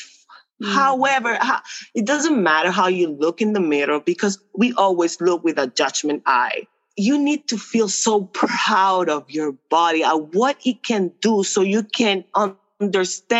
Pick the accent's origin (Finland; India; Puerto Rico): Puerto Rico; first language Spanish; English is a second language; I'm from Puerto Rico. I'm a Latina